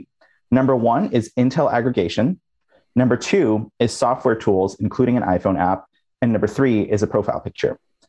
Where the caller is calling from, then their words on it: San Francisco, California, United States; I'm in San Francisco.